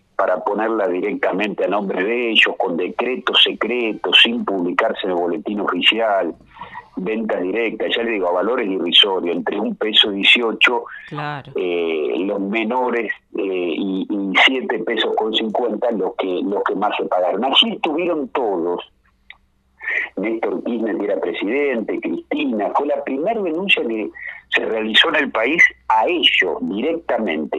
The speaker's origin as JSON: {"language": "Spanish", "town": "Navarro", "region": "Buenos Aires Province", "country": "Argentina", "tie": "born or raised there", "also_born_or_lived": "southern Argentina", "moved": "yes", "said": "yo soy un hombre de la provincia de Buenos Aires, que la conozco mucho, la provincia, más allá de que me tocó vivir en el sur. Sí. Eh, yo soy nacido en Navarro"}